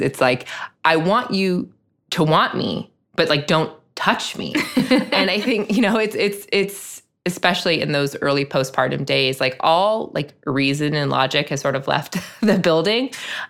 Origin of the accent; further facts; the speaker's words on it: Chicago, Illinois, United States; not everybody was born and raised in the South Side of Chicago and has that word as part of their vernacular.